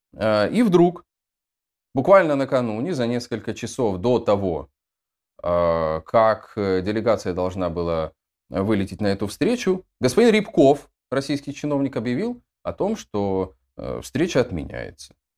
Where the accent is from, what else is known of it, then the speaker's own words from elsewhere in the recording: Dnestrovsk, Transnistria, Moldova; moved away as an adult; also born or lived in Tiraspol, Moldova / Odesa, Ukraine; я родился, в, если быть точным, в городе Днестровск в Молдове